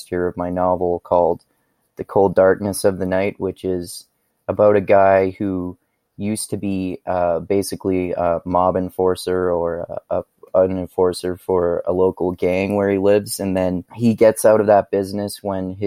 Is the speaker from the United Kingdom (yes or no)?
no; Fort McMurray, Alberta, Canada; I am basically from Fort McMurray, Alberta, Canada